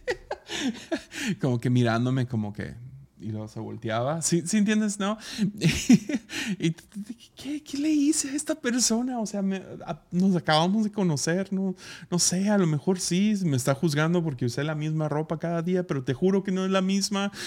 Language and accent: Spanish; Tepic, Nayarit, Mexico; Pues ahí del sobaco de México, en Tepic.